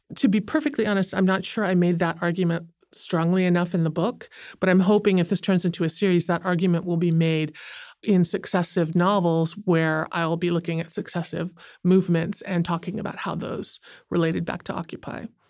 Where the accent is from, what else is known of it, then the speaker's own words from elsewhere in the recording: United States; I'm Asian American